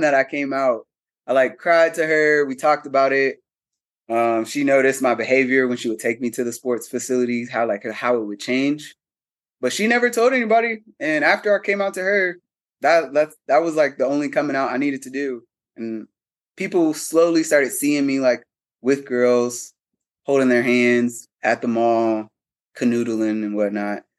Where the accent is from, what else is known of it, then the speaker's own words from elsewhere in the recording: Cincinnati, Ohio, United States; moved away as an adult; also born or lived in Atlanta, Georgia; prior to moving to Atlanta, I'm from Cincinnati, Ohio.